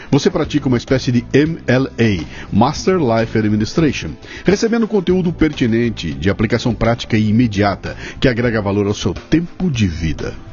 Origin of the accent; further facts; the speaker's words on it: Portugal; Eu sou português, estou aqui, estou cuidando daqui, estamos desenvolvendo tudo aqui em Portugal